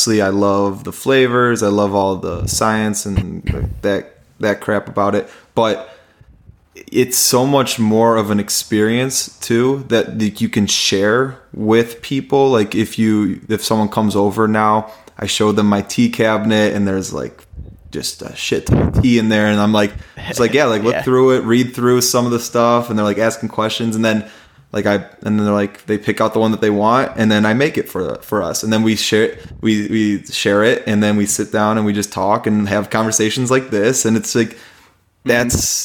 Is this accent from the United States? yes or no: yes; United States; I was American